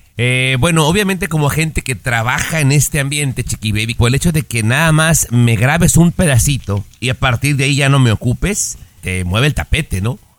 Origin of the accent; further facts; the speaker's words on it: Mexico; cuando éramos niños en México